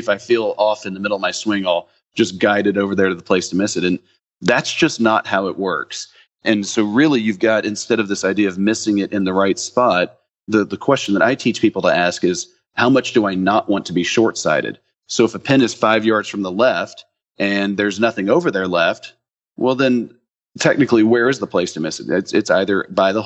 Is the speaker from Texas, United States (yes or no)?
yes; Dallas, Texas, United States; I'm from Dallas